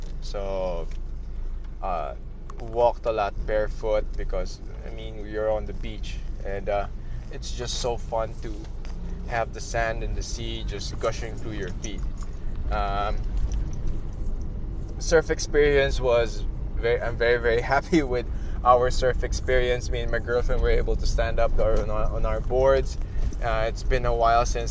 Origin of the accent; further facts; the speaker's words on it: Philippines; my country, in my hometown, in my homeland